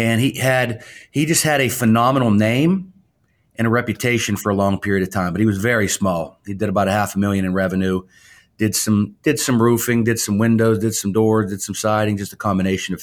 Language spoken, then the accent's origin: English; Pittsburgh, Pennsylvania, United States; moved away as an adult; also born or lived in Louisville, Kentucky / Cleveland, Ohio; I'm from Pittsburgh, Pennsylvania, but I've moved around a little bit.